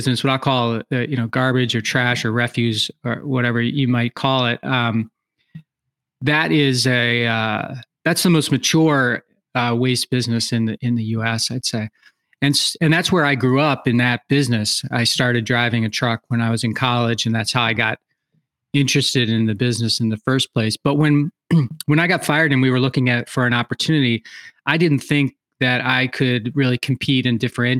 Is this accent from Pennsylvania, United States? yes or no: yes; outside of Philadelphia, Pennsylvania, United States; moved away as an adult; now in Wisconsin, United States; I was born outside of Philadelphia, Pennsylvania, and lived there pretty much in the same, you know, 1 mile area for, you know, till I got out of college